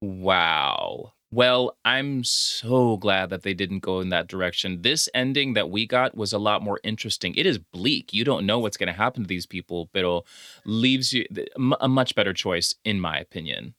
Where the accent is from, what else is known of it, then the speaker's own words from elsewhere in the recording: Honduras; I'm from Honduras